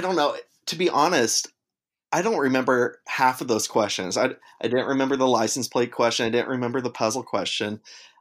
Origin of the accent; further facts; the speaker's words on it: Mustang, Oklahoma, United States; now in Chicago, United States; I'm from Mustang, Oklahoma, but I do live in Chicago now